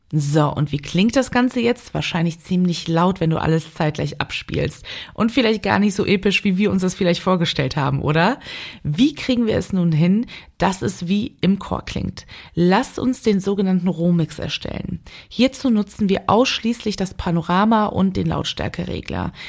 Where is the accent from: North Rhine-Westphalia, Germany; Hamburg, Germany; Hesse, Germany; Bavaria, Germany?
North Rhine-Westphalia, Germany; Cologne; ich als geborene Kölnerin